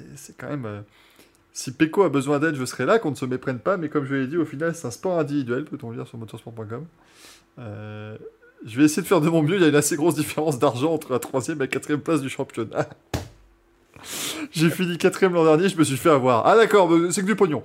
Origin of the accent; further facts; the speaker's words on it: France; on reste français